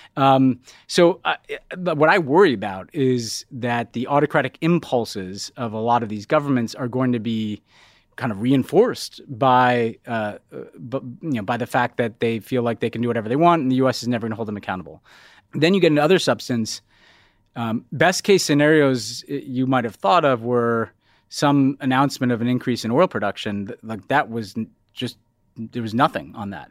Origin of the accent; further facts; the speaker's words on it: New York, United States; as a New Yorker